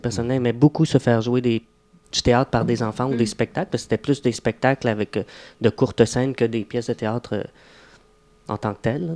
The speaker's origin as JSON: {"language": "French", "town": "Mont-Tremblant", "region": "Quebec", "country": "Canada", "tie": "born or raised there", "said": "je viens d'un petit bled où c'était pas tellement théâtral ou artistique. Donc, je viens de, du coin du Mont-Tremblant, Saint-Jevite."}